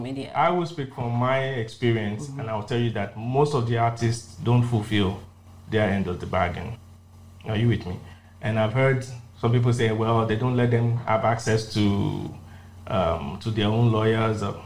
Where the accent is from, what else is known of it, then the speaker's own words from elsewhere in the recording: Nigeria; also born or lived in Los Angeles, United States; I'm the son of the soil. Why can't I make it in this my home country?